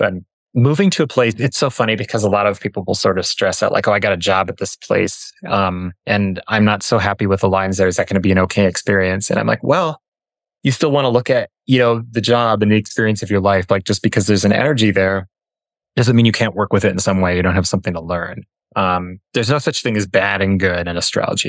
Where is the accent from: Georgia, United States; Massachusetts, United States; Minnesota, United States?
Minnesota, United States; Minneapolis; moved away as an adult; also born or lived in Denver; I grew up in Minneapolis